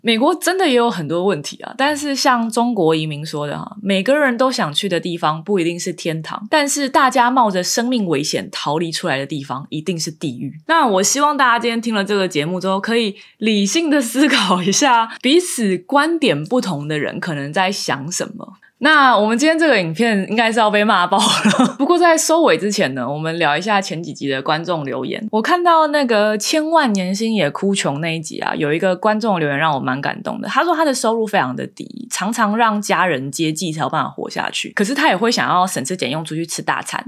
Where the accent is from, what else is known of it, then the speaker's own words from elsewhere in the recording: Taiwan; moved away as an adult; now in United States; 我觉得出生在台湾真的蛮幸福的